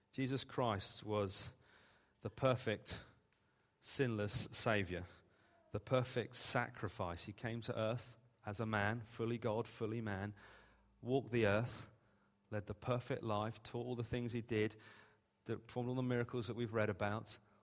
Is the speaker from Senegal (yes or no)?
no; England, United Kingdom; We're English.